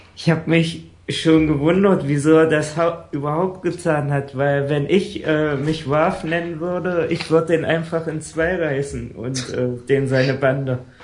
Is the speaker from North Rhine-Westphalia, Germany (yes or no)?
no; Saxony-Anhalt, Germany; also born or lived in Bavarian Forest; ich komme ja aus Sachsen-Anhalt